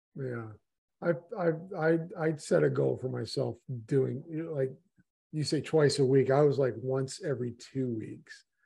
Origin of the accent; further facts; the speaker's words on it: Miami, Florida, United States; I'm from Miami